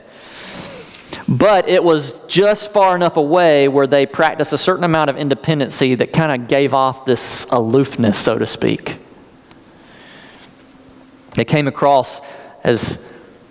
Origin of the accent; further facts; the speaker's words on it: Fountain Inn, South Carolina, United States; also born or lived in Woodruff, South Carolina / Laurens County, South Carolina; I grew up in a location where I had a fountain inn address. That was in Lawrence County, but I went to Woodruff Schools